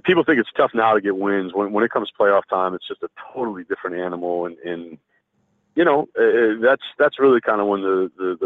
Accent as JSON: {"language": "English", "region": "Vermont", "country": "United States", "tie": "born or raised there", "also_born_or_lived": "Massachusetts", "moved": "as an adult", "lives_now": "Canada", "said": "I'm from New England, Scott. I'm from Vermont. I'm a New Englander through and through"}